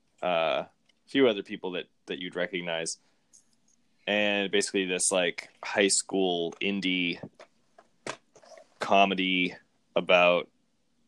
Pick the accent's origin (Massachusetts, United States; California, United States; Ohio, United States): Massachusetts, United States; moved away; I'm from Massachusetts